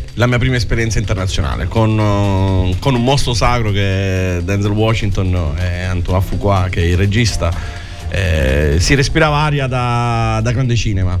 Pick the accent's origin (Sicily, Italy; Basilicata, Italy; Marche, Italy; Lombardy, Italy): Sicily, Italy; Santa Teresa di Riva; accent: Sicilian; Io sono siciliano